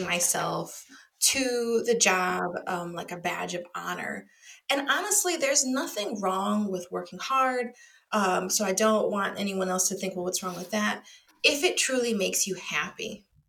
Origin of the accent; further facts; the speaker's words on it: Wisconsin, United States; now in Chicago, United States; I'm from Wisconsin